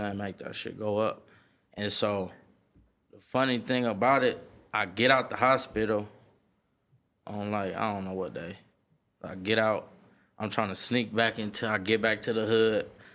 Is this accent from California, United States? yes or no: yes; Los Angeles, California, United States; from Slauson and Crenshaw, like, Satin Hood, …, same area. Born and raised